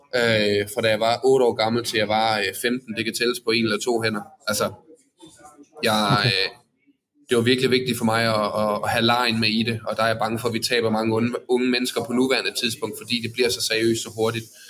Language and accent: Danish; Odense, Southern Denmark, Denmark; jeg kommer fra Odense af